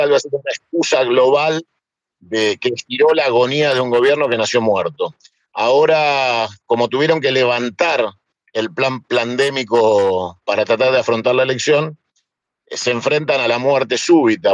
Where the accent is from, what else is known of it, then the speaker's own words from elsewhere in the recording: Patagonia, Argentina; moved away; also born or lived in Lago Puelo; Yo soy 50% patagónico y obviamente sigo teniendo intereses personales en la cordillera en Lago Pueblo y donde tengo la mitad de mi vida vivida. obviamente soy patagónico